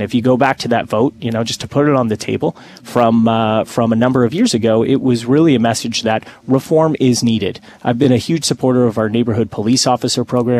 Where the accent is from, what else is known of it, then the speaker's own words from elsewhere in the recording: Hamilton, Ontario, Canada; now in Toronto, Canada; growing up in Hamilton myself